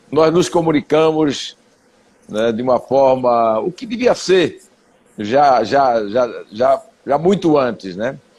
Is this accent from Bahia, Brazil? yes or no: yes; Bahia, Brazil; also born or lived in Itacimirim, Camaçari; eu sou baiano